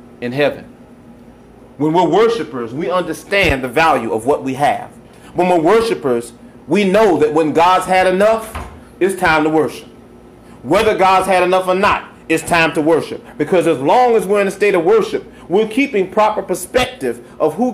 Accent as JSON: {"language": "English", "country": "United States", "said": "as an American"}